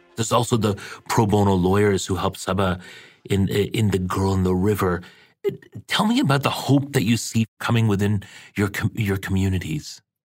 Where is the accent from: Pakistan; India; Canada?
Pakistan; Karachi, Sindh; moved away; I'm originally from Pakistan. I was born and raised in Karachi.